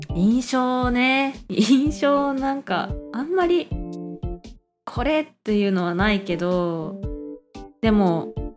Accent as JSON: {"language": "Japanese", "region": "Hokkaido", "country": "Japan", "moved": "yes", "lives_now": "Taiwan", "said": "北海道から来ました"}